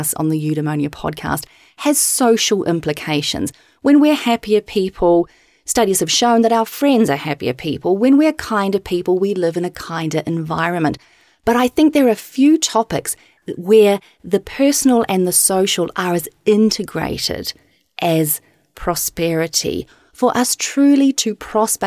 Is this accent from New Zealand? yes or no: yes; New Zealand; I'm a New Zealander